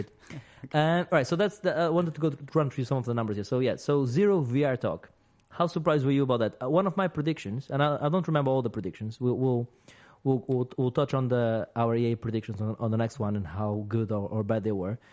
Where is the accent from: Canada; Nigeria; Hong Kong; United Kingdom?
United Kingdom; we're British